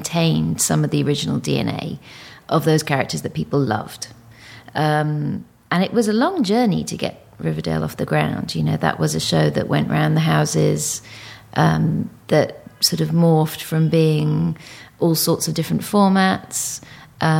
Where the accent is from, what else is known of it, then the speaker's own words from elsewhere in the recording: United Kingdom; also born or lived in Singapore; being a Brit